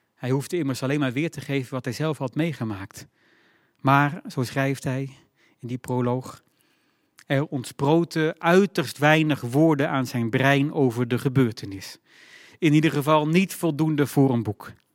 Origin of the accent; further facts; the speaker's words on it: northern Netherlands, Netherlands; moved away; In een doorsnee dorp met doorzonwoningen hoog in het noorden van Nederland